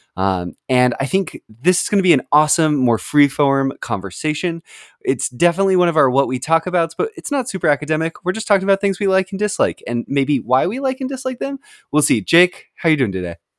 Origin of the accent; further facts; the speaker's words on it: West Coast of the United States, United States; moved away; I grew up on the West Coast of the United States, and I now live on the East Coast